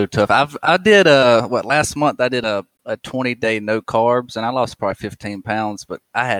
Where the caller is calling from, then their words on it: Sanford, North Carolina, United States; I'm a little south of Raleigh, man. Sanford, North Carolina. It's a little small town.